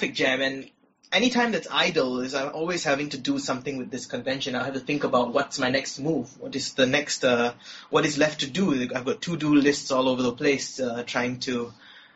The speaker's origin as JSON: {"language": "English", "country": "Malaysia", "tie": "born or raised there", "said": "I grew up in Malaysia."}